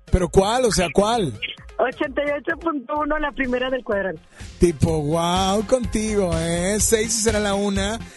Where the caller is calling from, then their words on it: Monterrey, Nuevo León, Mexico; De Monterrey.